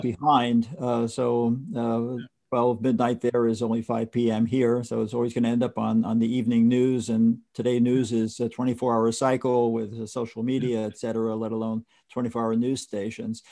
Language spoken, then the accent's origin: English; New York City, New York, United States; you're from the Bronx like me